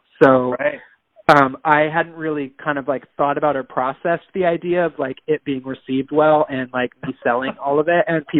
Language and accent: English; Bangkok, Thailand; because I grew up primarily in Bangkok, you know, but I am not a Thai national. I'm not of Thai descent.